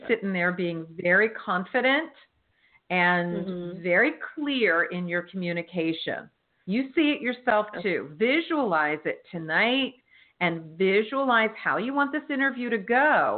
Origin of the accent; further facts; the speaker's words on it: New Jersey, United States; moved away; My home state